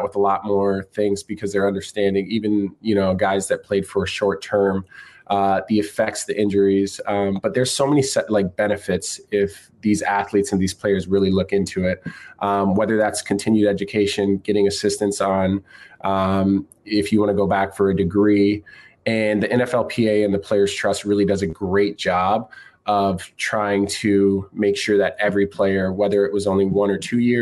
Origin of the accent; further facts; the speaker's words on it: Brandon, South Dakota, United States; moved away as an adult; I grew up in South Dakota, man. I've small town, Brandon, South Dakota, about 5,000 people.